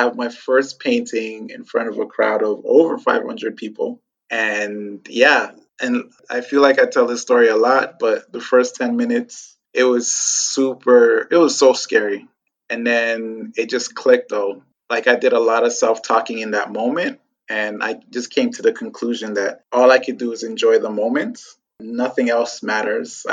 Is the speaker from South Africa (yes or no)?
no; Toronto, Ontario, Canada; also born or lived in Ghana / France / Montreal; when I was 4, they sent for me. And we lived in France for about a year, then moved to Montreal, and then finally settled in Toronto.